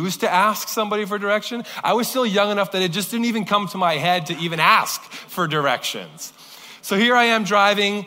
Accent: Kelowna, British Columbia, Canada; moved away; I never grew up in Surrey, I grew up in Kelowna

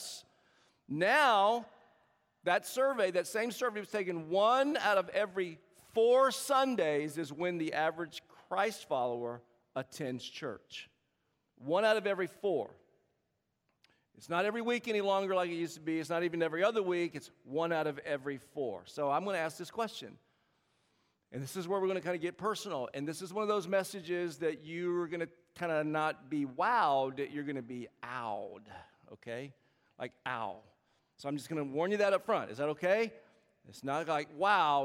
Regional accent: South Carolina, United States; moved away as an adult; now in Bay Area, United States; I'm born and raised in South Carolina, and every now and then you can tell with the accent.

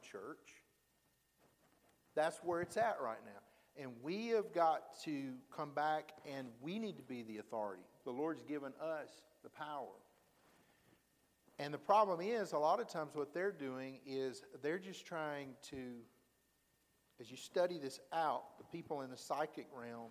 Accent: Alabama, United States; I was from Alabama

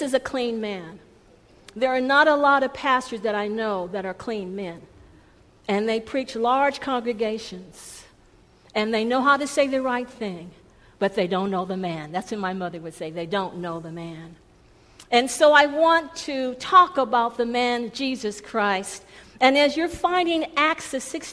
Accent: Los Angeles, California, United States; I am a California girl, as a point of introduction. Born and raised in East Los Angeles

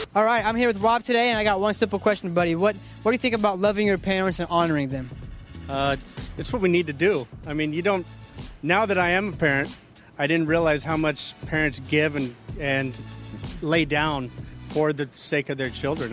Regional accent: United States; I grew up in America

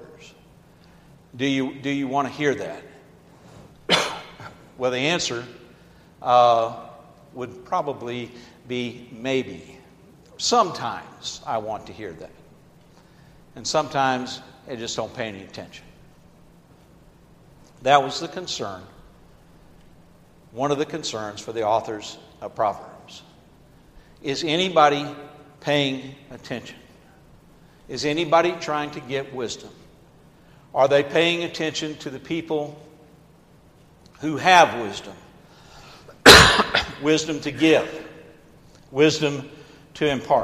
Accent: Atlanta, Georgia, United States; I grew up in Atlanta, Georgia, so I saw many sit-ins

